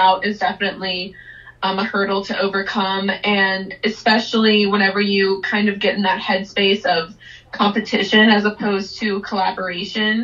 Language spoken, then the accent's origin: English; Southeast Texas, United States; moved away as an adult; now in Nashville, United States; We're from Southeast Texas